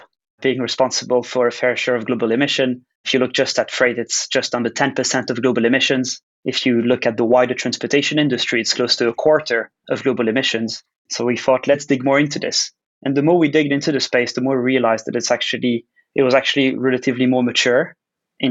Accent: Switzerland; I was actually born and raised in Switzerland

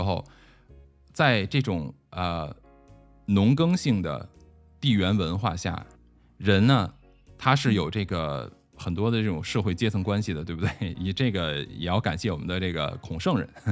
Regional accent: China; 我们中国人

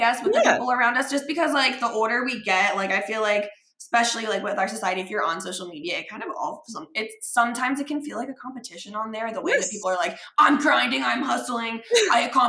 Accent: Cincinnati, Ohio, United States; we grew up in Cincinnati, like we were little ballerinas together

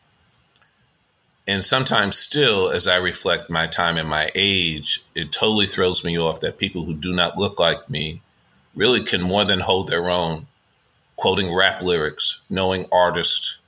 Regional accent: New York City, New York, United States; also born or lived in Bronx, New York City; I went to live with my grandparents. I'm from Manhattan. I'm from the West Village. Went to live with my grandparents up in the Soundview section.

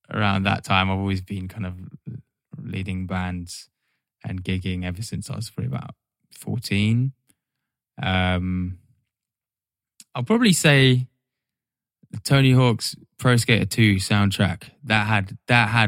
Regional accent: Norwich, East of England, United Kingdom; moved away; I was born in Norwich

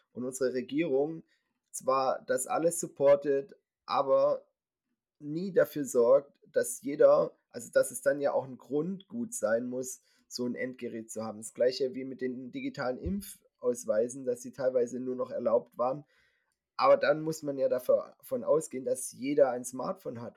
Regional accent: Winterbach, Baden-Württemberg, Germany; hier in meinem Heimatort Winterbach

